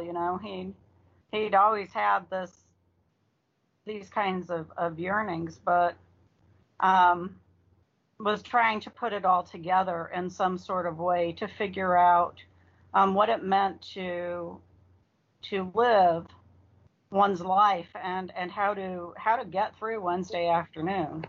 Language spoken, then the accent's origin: English; Arizona, United States; now in Virginia, United States; I'm originally from Arizona